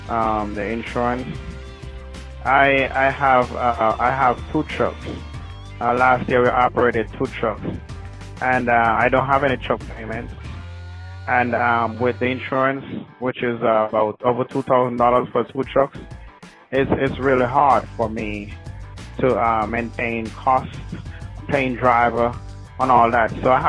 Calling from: Athens, Georgia, United States; with owner of Semester Transportation. Yeah, I'm calling, and I'm operating out of Athens, Georgia.

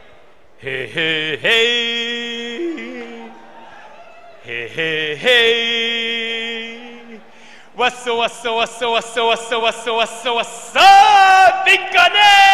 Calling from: New York City, New York, United States; I am coming from New York City, New York.

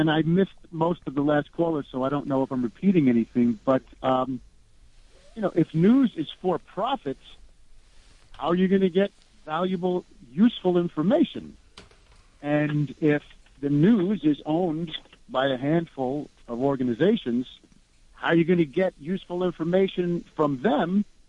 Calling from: New York, United States; from Rockland County.

